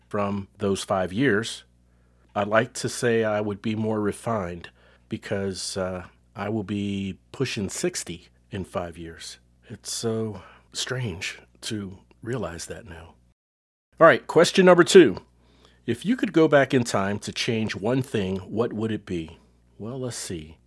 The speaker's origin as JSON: {"language": "English", "town": "Cincinnati", "region": "Ohio", "country": "United States", "tie": "born or raised there", "moved": "yes", "lives_now": "Texas, United States", "said": "Cincinnati, my hometown"}